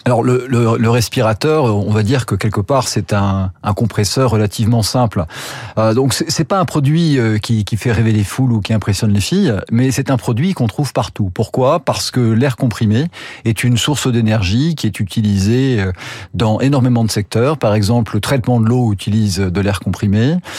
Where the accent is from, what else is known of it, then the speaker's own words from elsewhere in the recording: France; moved away as an adult; also born or lived in United States; de par ma culture, moi je suis français